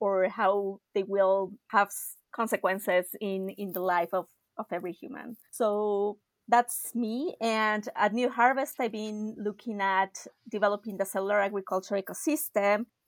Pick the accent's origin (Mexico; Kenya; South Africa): Mexico; Mexico City; moved away; I'm originally from Mexico City.